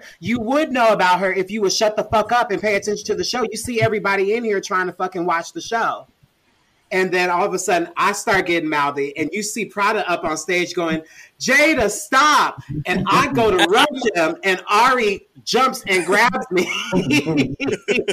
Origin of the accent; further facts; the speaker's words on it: Kansas City, Missouri, United States; I just grew up like that from Kansas City, Missouri